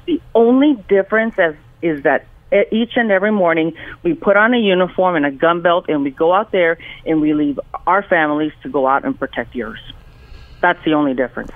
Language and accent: English; El Salvador; now in Los Angeles, United States; I was born in El Salvador, and uh, my parents brought me here to Los Angeles in uh, 1974